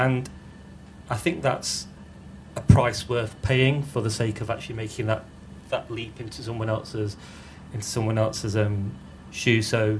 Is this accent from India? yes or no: yes; India; born there; and I was born in India. I've never spent, you know, I've not grown up there.